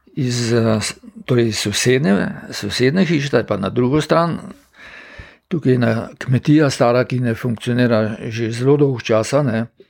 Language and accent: Slovenian; Slovenia; Slovenci smo pač živeli